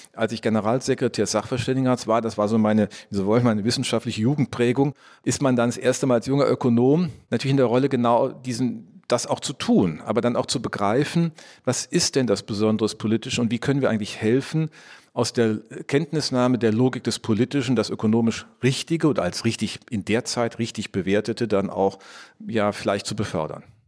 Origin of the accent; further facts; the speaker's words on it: Rhineland, Germany; als gebürtiger Rheinländer